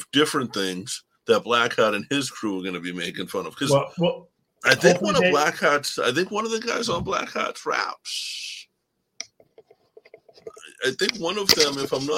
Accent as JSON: {"language": "English", "town": "Boston", "region": "Massachusetts", "country": "United States", "accent": "Boston", "said": "my Boston accent gets so damn thick."}